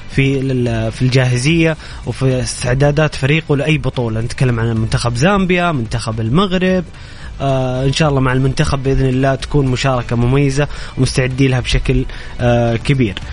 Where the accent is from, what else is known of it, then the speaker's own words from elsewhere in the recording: Egypt; also born or lived in Jeddah, Saudi Arabia; now in Saudi Arabia; انا مصري مقيم في السعوديه مواليد جده 85